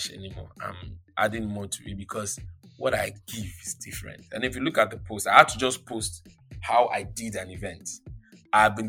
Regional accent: Lagos, Nigeria; also born or lived in Ibadan, Oyo; I'm a Yoruba boy. I'm an Ibadan boy. I was born in Lagos. I'm an Ijebu boy

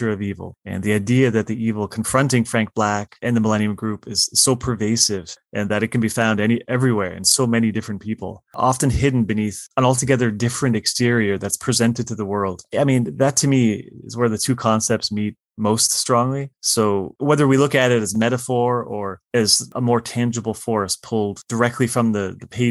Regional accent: Windsor, Ontario, Canada; growing up where I did. I live in Windsor, Ontario, Canada, and we're a border city

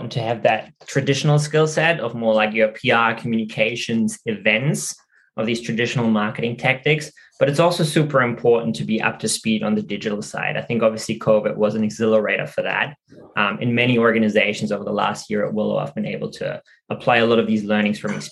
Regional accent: Germany; moved away as an adult; also born or lived in Sydney, Australia; now in Australia; I'm originally from Germany, which is where I studied.

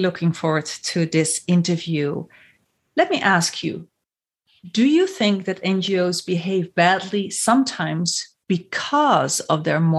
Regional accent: Netherlands; in the Netherlands, my home country

